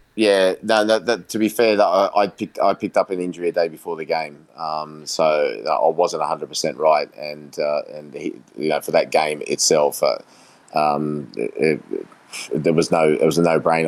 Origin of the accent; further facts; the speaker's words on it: Australia; also born or lived in England; who I grew up with here in Australia